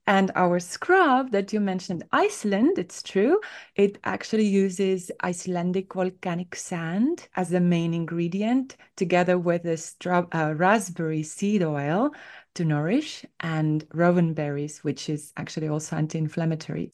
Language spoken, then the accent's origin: English; Estonia; moved away as an adult; now in United States; I grew up in Northern Europe